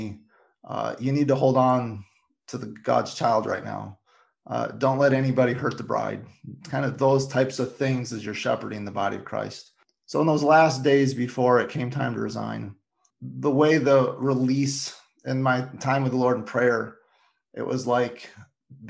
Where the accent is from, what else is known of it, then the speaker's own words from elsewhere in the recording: Michigan, United States; moved away; my hometown of Michigan